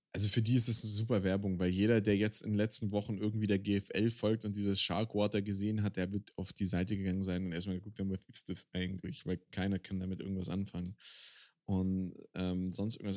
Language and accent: German; Swabia, Germany; now in Bavaria, Germany; ich lebe in Bayern, ich bin Schwabe